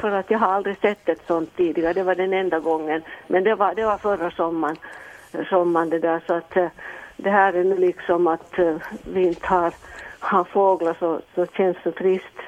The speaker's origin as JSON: {"language": "Swedish", "town": "Helsinki", "region": "Uusimaa", "country": "Finland", "also_born_or_lived": "Ostrobothnia", "said": "jag är egentligen från Helsingfors, men jag har mitt sommarställe här uppe i Österbotten."}